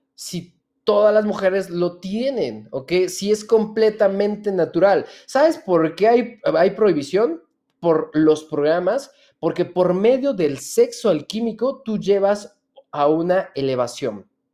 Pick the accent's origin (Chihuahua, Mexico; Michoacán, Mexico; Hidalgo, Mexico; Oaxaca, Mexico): Hidalgo, Mexico; yo nací en Hidalgo?